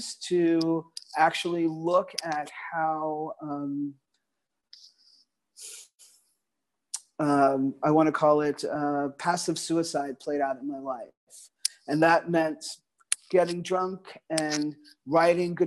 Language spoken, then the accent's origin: English; New York City, New York, United States; Growing up in a very multicultural community in the Northeast Bronx